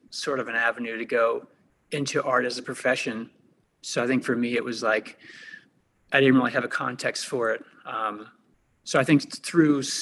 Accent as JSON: {"language": "English", "town": "Pittsburgh", "region": "Pennsylvania", "country": "United States", "tie": "born there", "also_born_or_lived": "Los Angeles", "said": "yeah, I was born in Pittsburgh, um, and then I just, you know what? I just I actually moved around a lot when I was uh, growing up."}